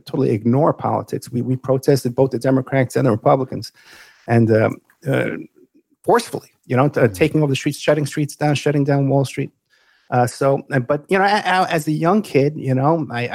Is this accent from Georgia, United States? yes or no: no; New York City, New York, United States; moved away; also born or lived in Nevada; I grew up in the Bronx, New York, which was a poor area